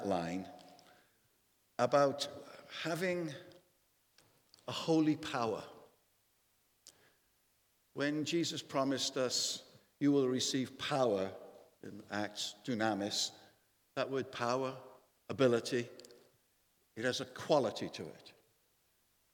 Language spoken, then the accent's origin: English; Wales, United Kingdom; a 5'9" Welshman